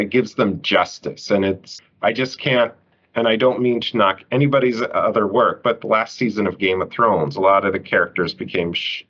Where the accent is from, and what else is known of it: United States